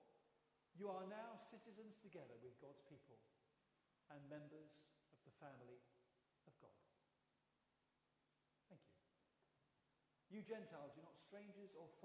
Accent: London, United Kingdom; I'm a Londoner

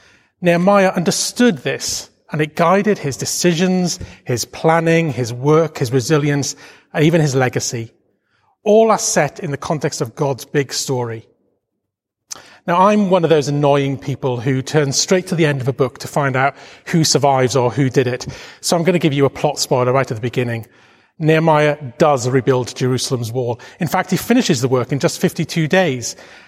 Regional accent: Wales, United Kingdom; now in London, United Kingdom; Now, you may not realize this from my accent, but I'm a proud Welshman. And I've lived in London most of my life by this time, but I still call Wales home.

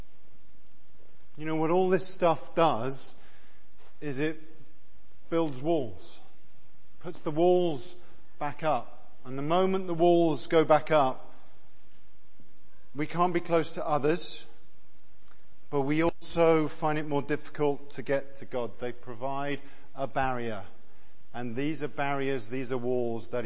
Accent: Exeter, South West England, United Kingdom; nice university town of Exeter, like me, with two medics as parents

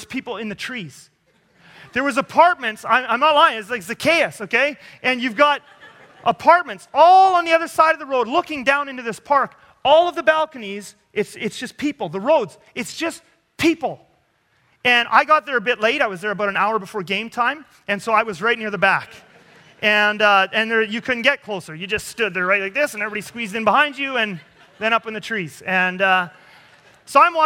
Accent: Canada; I'm a Canadian

